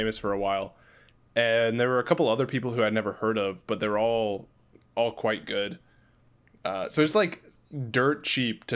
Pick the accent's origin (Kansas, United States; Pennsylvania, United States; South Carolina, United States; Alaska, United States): Kansas, United States; moved away as an adult; growing up in Kansas. I mean, it hasn't been long since I lived there